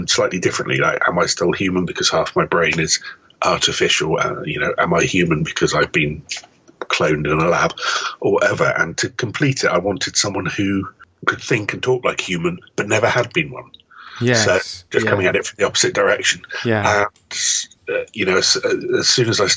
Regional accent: United Kingdom; I am British

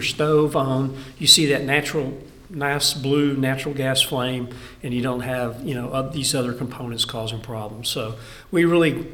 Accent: Texas, United States; also born or lived in Colorado / Louisiana; I'm born Texan. I'll always be a Texan.

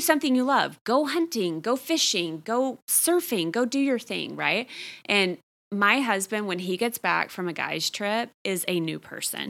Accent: Texas, United States; I grew up in Texas.

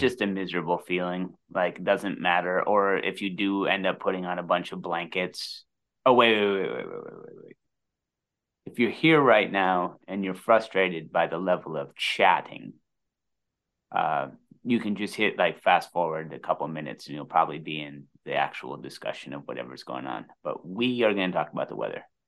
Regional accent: Midwest, United States; As a Midwesterner

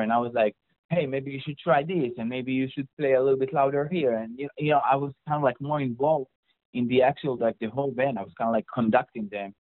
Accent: Israel; accent: Israeli; that's my Israeli accent

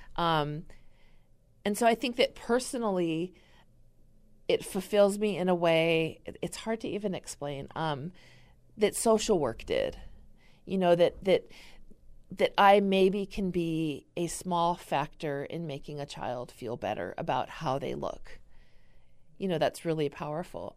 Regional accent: California, United States; now in Wisconsin, United States; I'm originally from California

